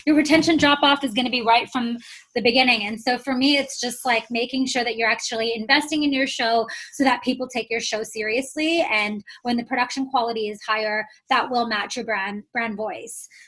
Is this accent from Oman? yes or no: yes; Oman; moved away as an adult; also born or lived in Toronto, Canada; I was born and raised in the Middle East, so I'm from Oman